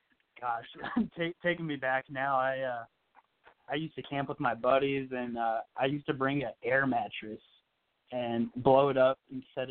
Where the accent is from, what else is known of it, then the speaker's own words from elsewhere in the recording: Virginia, United States; I'm from Virginia.